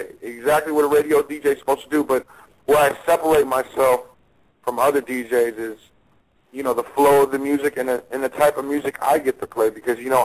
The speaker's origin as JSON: {"language": "English", "area": "the Bay Area", "region": "California", "country": "United States", "moved": "yes", "lives_now": "Las Vegas, United States", "said": "I am from the Bay"}